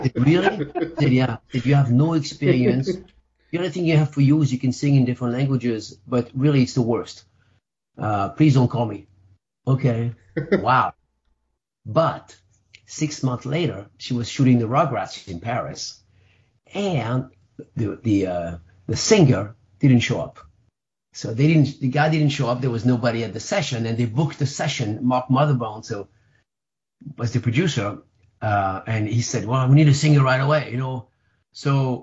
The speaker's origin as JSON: {"language": "English", "country": "Spain", "tie": "born or raised there", "also_born_or_lived": "France", "moved": "yes", "said": "My dad was Spanish, from Spain. I grew up in Spain, actually. I grew up in France and Spain"}